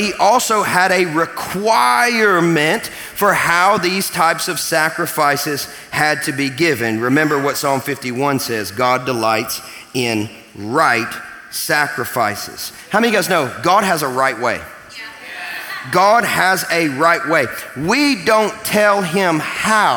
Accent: Kentucky, United States; I'm from Kentucky

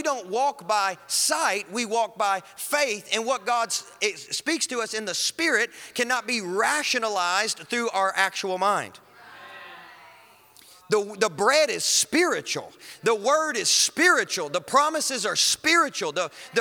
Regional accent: Kentucky, United States; I'm from Kentucky

